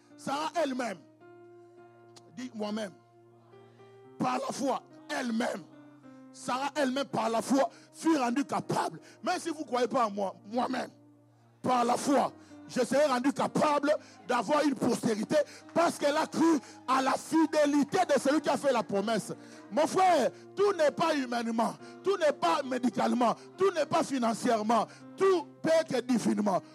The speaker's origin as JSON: {"language": "French", "country": "DR Congo", "said": "chez nous au Congo"}